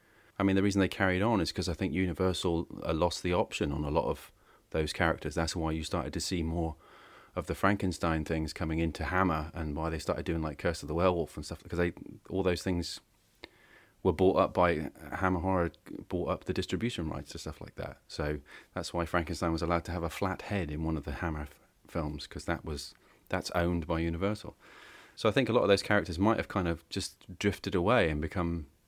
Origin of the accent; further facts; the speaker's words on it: United Kingdom; Because I'm British.